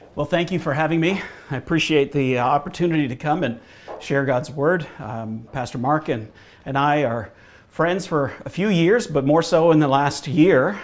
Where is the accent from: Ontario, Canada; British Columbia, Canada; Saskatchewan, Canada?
Ontario, Canada; Hamilton; also born or lived in Michigan / Bowmanville, Ontario; I grew up in Hamilton, Ontario, and I'm a Ontario boy